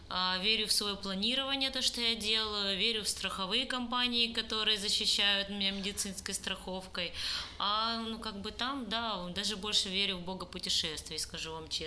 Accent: Crimea, Ukraine; потому что я крымчанка, и я там заявляла, что Крым все-таки не их, а мой личный, потому что я там родилась

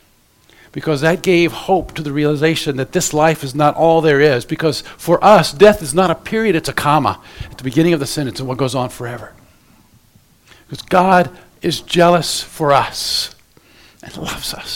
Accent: Central Florida, United States; moved away as an adult; now in Ohio, United States; I was raised in Central Florida

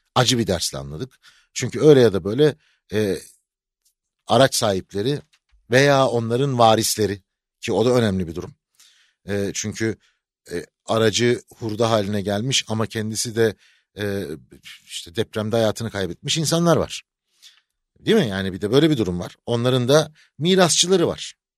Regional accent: Aegean Region, Turkey; now in Istanbul, Turkey; ben Egeliyim ya. Ben, ya Egeliyim

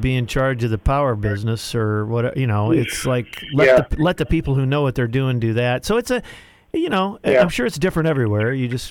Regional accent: Midwest, United States; now in Tennessee, United States; I'm from the Midwest

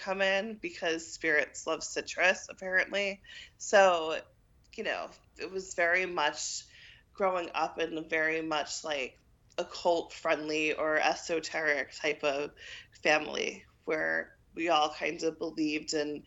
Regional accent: New York City, New York, United States; moved away as an adult; also born or lived in Washington, D.C.; Born and raised in New York City.

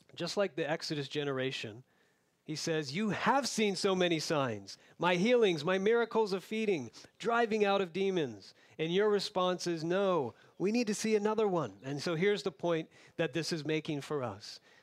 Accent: Florida, United States; moved away; where I grew up in Florida

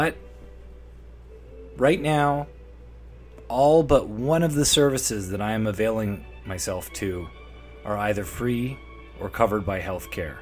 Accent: Canada; I'm a Canadian 38-year-old

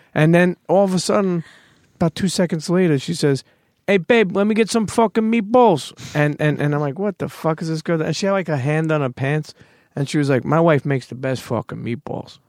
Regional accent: New York City, New York, United States; I grew up in Coney Island, then I moved to Bensonhurst

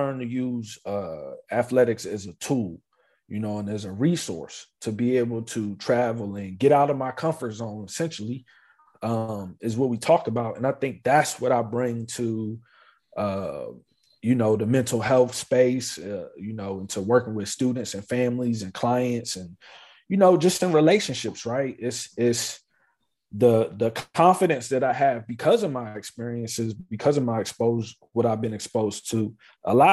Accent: Maryland, United States; moved away; also born or lived in South Carolina; we moved when I was 8 years old to Maryland, right outside of the Washington, D.C. area. And that's where I went, finished from like third grade all the way to high school, right there

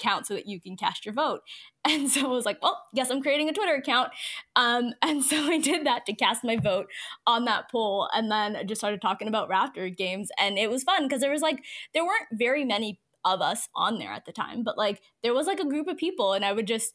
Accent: Toronto, Ontario, Canada; also born or lived in Mississauga; born and raised in Toronto and, live in Toronto still, but now I'm out on the East End.

